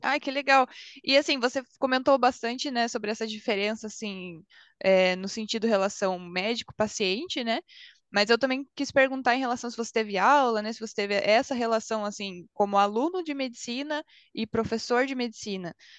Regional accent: Paraná, Brazil; now in Germany; Eu, eu sou do Paraná

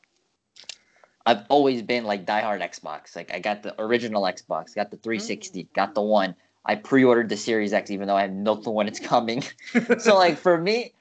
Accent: New York City, New York, United States; growing up in New York, because I'm in New York, you really, especially from the borough we're in, is quite a unique upbringing

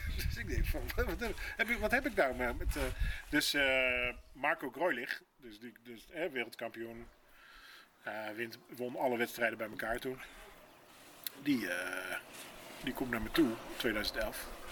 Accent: Rotterdam, South Holland, Netherlands; Ik ben een Rotterdammer natuurlijk

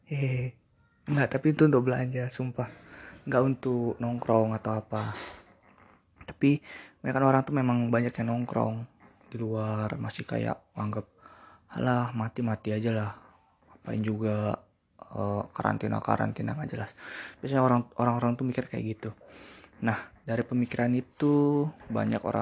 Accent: Bali, Indonesia; gue juga dari Bali

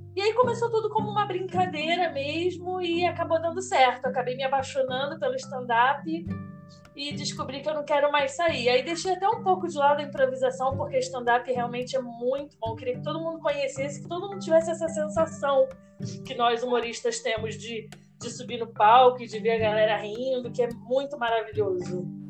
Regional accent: Rio de Janeiro, Brazil; accent: carioca; moved away as an adult; now in Americana, Brazil; Morei lá 27 anos, então acho que nem perco, né? O sotaque

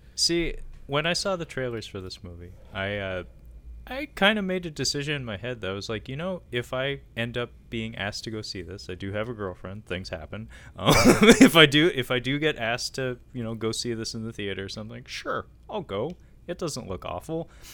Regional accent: United States; we're American

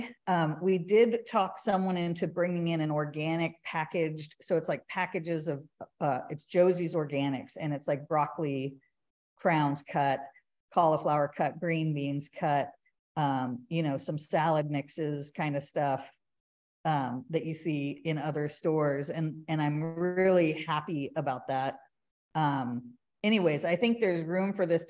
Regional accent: California, United States; now in Austin, United States; originally I'm from California, and it is the land of plenty with produce

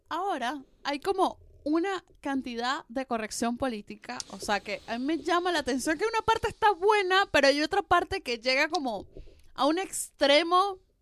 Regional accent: Venezuela; now in Argentina; soy venezolana

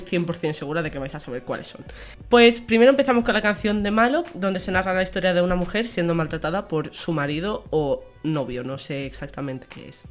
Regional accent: Menorca, Balearic Islands, Spain; now in Extremadura, Spain; soy menorquina y soy medio estremeña ya por estar aquí dos años.

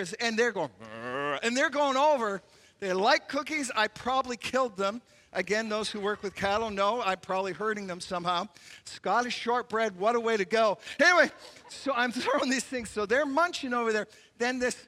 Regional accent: Canada; As a Canadian

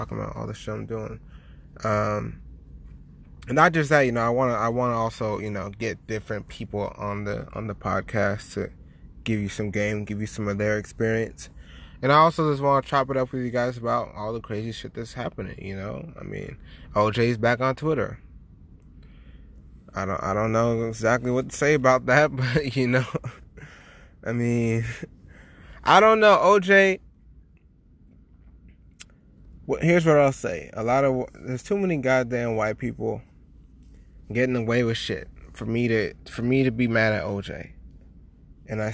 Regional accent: San Diego, California, United States; also born or lived in Oceanside, California / Boston; I'm from San Diego

